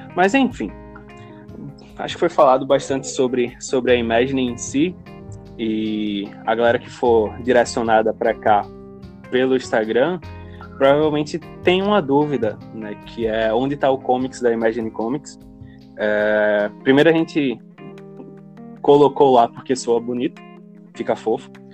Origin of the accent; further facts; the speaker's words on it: Recife, Pernambuco, Brazil; somos de Recife